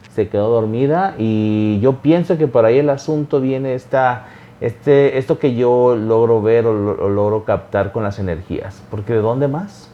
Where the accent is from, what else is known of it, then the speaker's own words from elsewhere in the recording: Xalapa, Veracruz, Mexico; yo nací en Veracruz, en un lugar llamado Jalapa